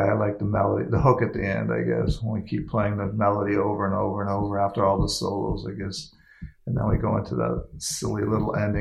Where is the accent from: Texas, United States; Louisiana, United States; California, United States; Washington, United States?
California, United States; Hayward; moved away; also born or lived in Maine; I grew up in Hayward, California